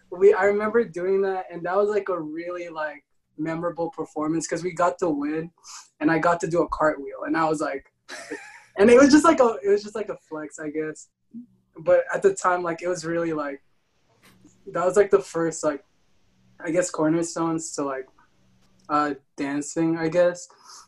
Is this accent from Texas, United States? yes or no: yes; Mesquite, Texas, United States; born there; Yeah, I was born in Mesquite, so I was born in Mesquite. Did you not know this?